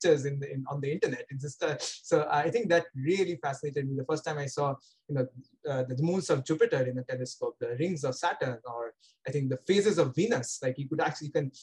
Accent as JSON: {"language": "English", "town": "Kolkata", "region": "West Bengal", "country": "India", "tie": "born or raised there", "also_born_or_lived": "Bangalore / Pasadena", "moved": "as an adult", "lives_now": "Cambridge, United States", "said": "I grew up in Kolkata and I was born in Kolkata."}